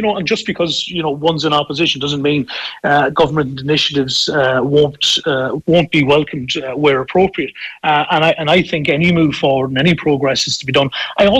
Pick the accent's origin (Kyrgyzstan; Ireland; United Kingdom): Ireland; Sligo, Connacht; my hometown of Sligo